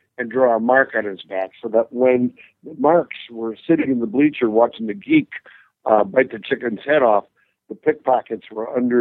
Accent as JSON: {"language": "English", "town": "Red Granite", "region": "Wisconsin", "country": "United States", "tie": "born or raised there"}